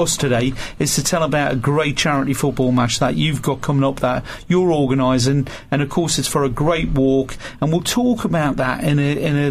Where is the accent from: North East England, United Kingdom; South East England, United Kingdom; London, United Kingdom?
North East England, United Kingdom; Newcastle upon Tyne; I grew up in Newcastle. I went to St James's Park.